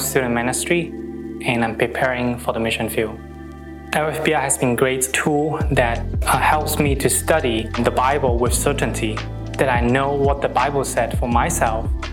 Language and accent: English; Hong Kong; I'm from Hong Kong